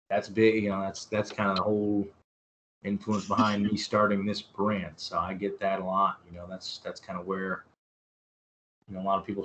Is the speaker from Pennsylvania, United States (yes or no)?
no; Canton, Ohio, United States; moved away; I'm originally from Canton, Ohio, which is where the Pro Football Hall of Fame is